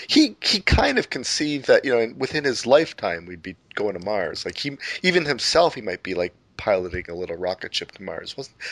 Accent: Canada; as a Canadian

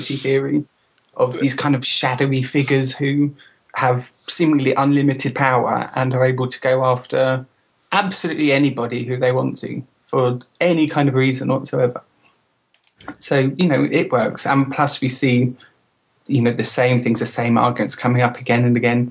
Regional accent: United Kingdom; now in Bristol, United Kingdom; I am from Britain.

